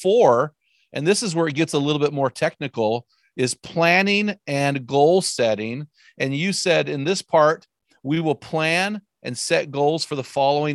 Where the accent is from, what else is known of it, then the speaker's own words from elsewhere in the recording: Southern California, United States; I grew up in Southern California